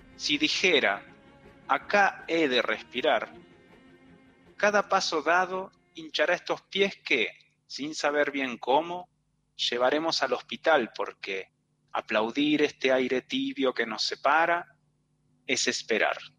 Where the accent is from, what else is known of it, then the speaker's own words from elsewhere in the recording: Neuquén, Argentina; moved away as an adult; now in Córdoba, Argentina; Nací en Neuquén y resido desde el 2003 en Córdoba capital, tras haber migrado para estudiar astronomía